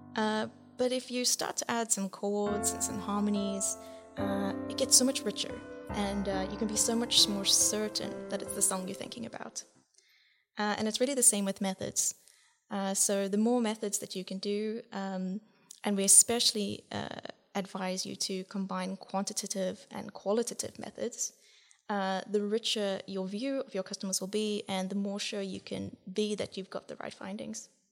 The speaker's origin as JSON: {"language": "English", "country": "South Africa", "moved": "as an adult", "lives_now": "Netherlands", "said": "from my accent, you can probably, yes, I'm from the southern country in Africa."}